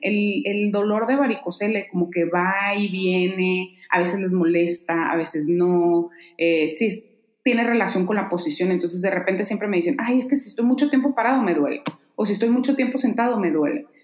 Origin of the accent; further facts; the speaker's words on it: Mexicali, Baja California, Mexico; moved away as an adult; now in Guadalajara, Mexico; me decidí por venirme a Guadalajara a estudiar, yo soy de Mexicali